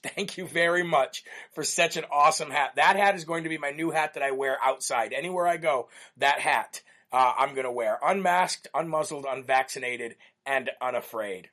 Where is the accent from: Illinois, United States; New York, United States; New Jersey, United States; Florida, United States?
Illinois, United States; Illinois, which is my home state where I was born and raised